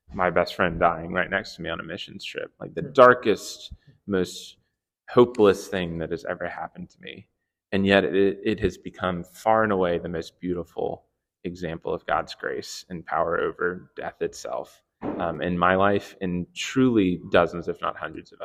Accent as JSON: {"language": "English", "region": "South Carolina", "country": "United States", "tie": "born or raised there", "said": "I grew up in South Carolina, and the waves there are like 3 feet tall at best"}